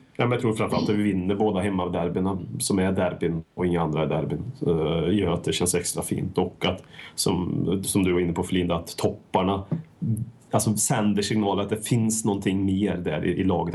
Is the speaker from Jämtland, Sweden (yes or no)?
no; Värmland, Sweden; Folk från eh, bruket där jag kommer ifrån